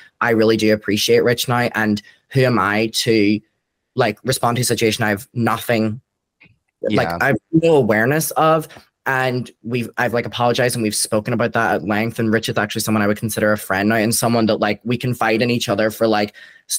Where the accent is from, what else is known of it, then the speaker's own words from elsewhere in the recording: Derry, Northern Ireland, United Kingdom; now in Brighton, United Kingdom; I'm from Derry in Ireland and I moved to Brighton.